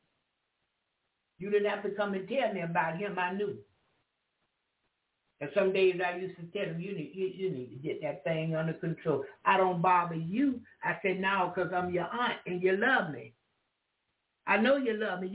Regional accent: the South, United States; I'm from the South

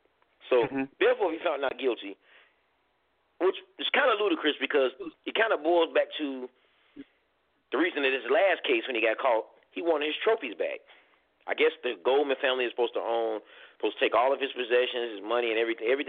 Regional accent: Chicago, Illinois, United States; being a black man in the United States. Let me tell you something. I'm from Chicago.

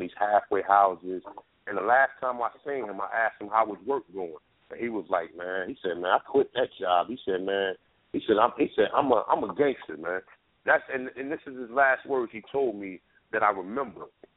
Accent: North New Jersey, United States; I'm from North New Jersey

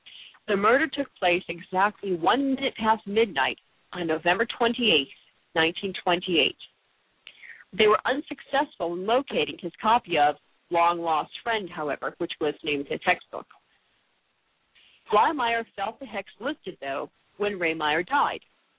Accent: Connecticut, United States; I grew up in Connecticut, born and raised. I love, I'm a diehard New Englander

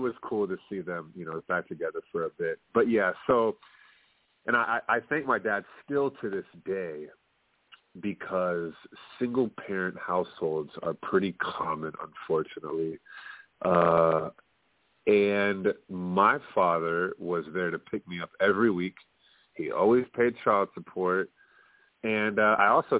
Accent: Plano, Texas, United States; I'm from Plano, Texas. Middle-class family.

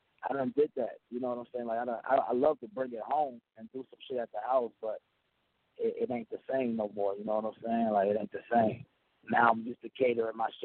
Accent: the South, United States; I'm from the South

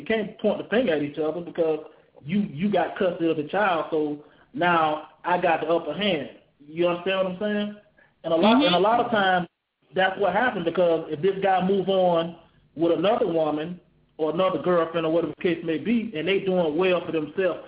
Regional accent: Jacksonville, Florida, United States; moved away as an adult; now in Afghanistan; I'm from Jacksonville, but right now I'm in Afghanistan

